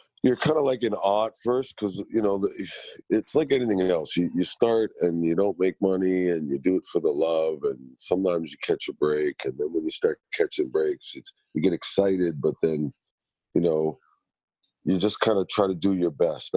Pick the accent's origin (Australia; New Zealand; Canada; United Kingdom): Canada; Toronto, Ontario; I was born and raised in Scarborough